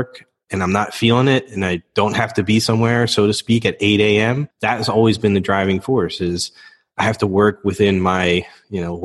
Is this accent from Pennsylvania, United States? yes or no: yes; Philadelphia, Pennsylvania, United States; I grew up in the Philadelphia area, Northeast Philadelphia to be specific. My parents then moved us out a little bit north into the suburbs.